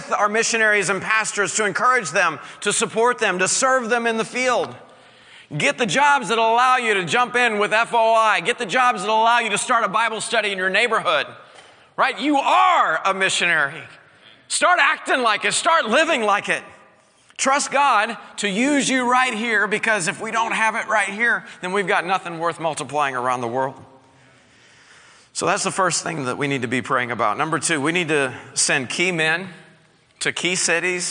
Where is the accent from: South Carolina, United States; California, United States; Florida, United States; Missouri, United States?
Missouri, United States; Southwest; I grew up in Southwest Missouri. I am a bona fide hillbilly